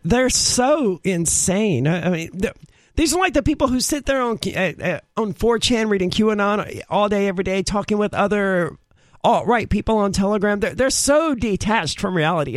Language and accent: English; the South, United States; we're all from the South